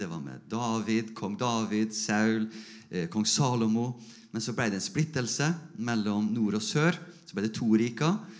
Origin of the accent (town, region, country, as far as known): Norway